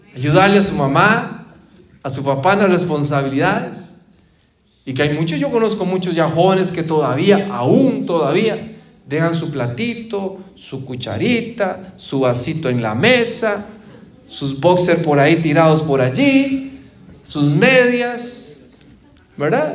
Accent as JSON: {"language": "Spanish", "country": "Costa Rica", "moved": "yes", "said": "cuando vivía en mi país, Costa Rica"}